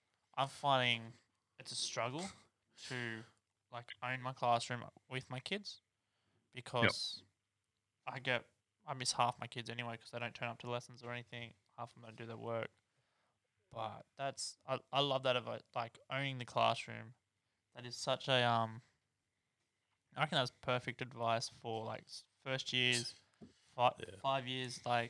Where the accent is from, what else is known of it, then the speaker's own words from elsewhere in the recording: Newcastle, New South Wales, Australia; also born or lived in Sydney; So I grew up in Newcastle Hunter Valley, in Australia